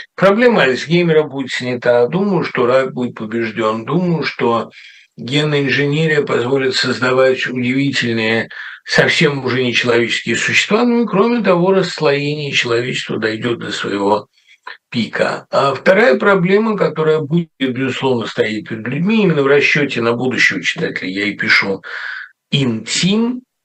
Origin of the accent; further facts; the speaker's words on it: Russia; moved away as an adult; now in United States; я из России